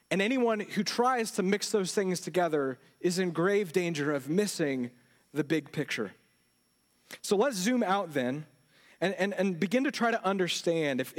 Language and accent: English; Houston, Texas, United States; anywhere else and you tell people where you live, they don't understand where Magnolia is, but you say, I'm from the Houston area, right?